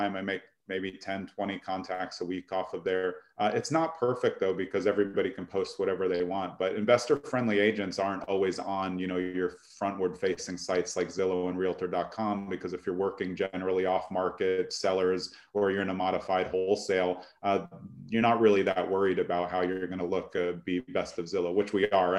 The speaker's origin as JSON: {"language": "English", "town": "New York City", "region": "New York", "country": "United States", "tie": "born or raised there", "also_born_or_lived": "California / Essex County, New Jersey", "moved": "yes", "lives_now": "New Jersey, United States", "said": "I grew up in Brooklyn"}